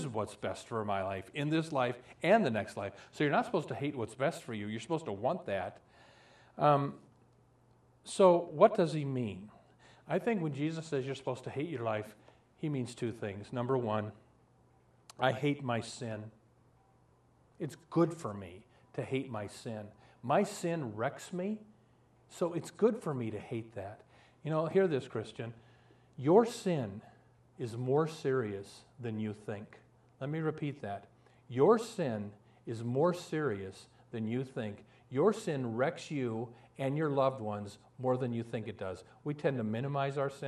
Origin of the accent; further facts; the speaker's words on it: Omaha, Nebraska, United States; moved away as an adult; also born or lived in Florida; I have a dear friend that I grew up with in Omaha